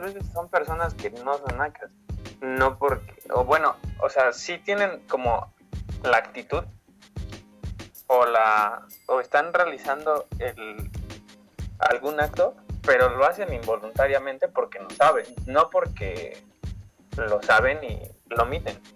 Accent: Mexico City, Mexico; yo soy de Iztapalapa y resido en Iztapalapa

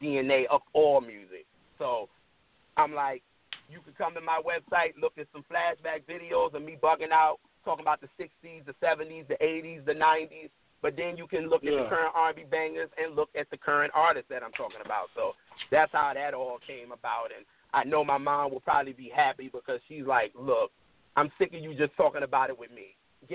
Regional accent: New York City, New York, United States; now in Baltimore, United States; I'm from Brooklyn.

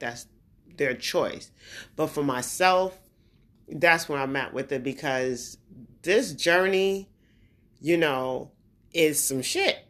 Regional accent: New York, United States; also born or lived in New Jersey / Brooklyn / Queens / Long Island; I'm from New York. Born in New York, I'm from that area, New York, New Jersey

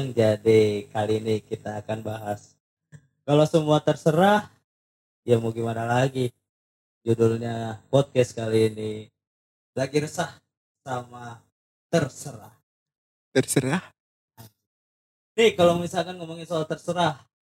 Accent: Tangerang, Banten, Indonesia; Ya ketahuan dong kita dari Tangerang iya.

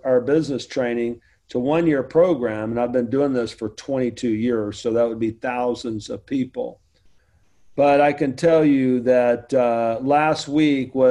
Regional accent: the South, United States; I'm from the South

